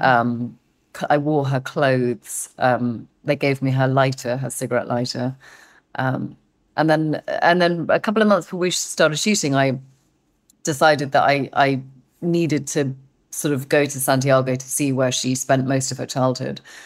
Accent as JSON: {"language": "English", "region": "England", "country": "United Kingdom", "said": "I'm too English"}